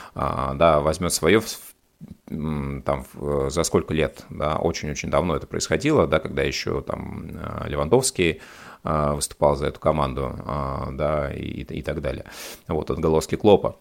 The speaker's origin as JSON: {"language": "Russian", "country": "Russia", "said": "у нас в России"}